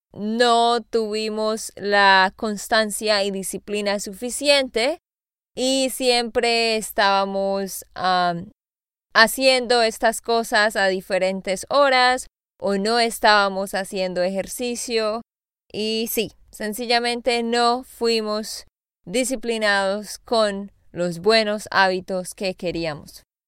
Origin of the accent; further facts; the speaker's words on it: Santander, Colombia; also born or lived in Austin, Texas; now in Nashville, United States; de Santander, Colombia.